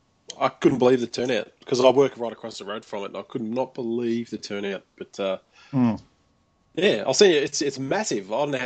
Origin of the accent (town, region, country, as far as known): Australia; born or raised there